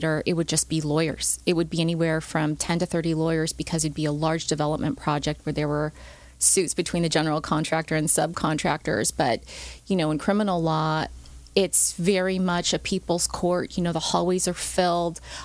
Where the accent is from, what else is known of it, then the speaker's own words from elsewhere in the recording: Ontario, California, United States; also born or lived in Chino, California; I grew up in Ontario, then we moved to Chino